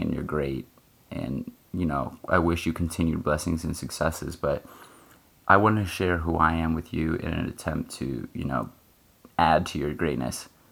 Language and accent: English; United States; I'm in the US and, you know, I'm an American